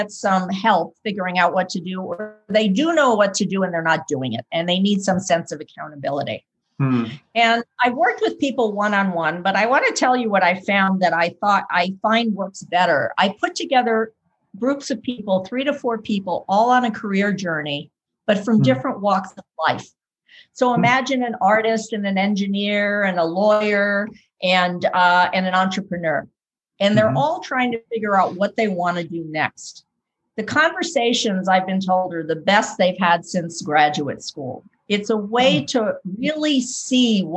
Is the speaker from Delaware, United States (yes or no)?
no; New York City, New York, United States; moved away as an adult; also born or lived in California; I am from the East Coast originally, born and raised in New York City, and moved to California to attend business school